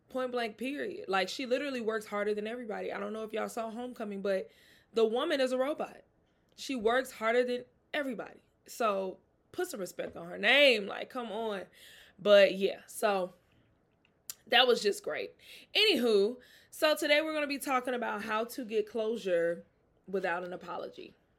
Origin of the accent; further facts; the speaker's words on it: Mississippi, United States; I'm from the South. I'm from Mississippi. Very close to New Orleans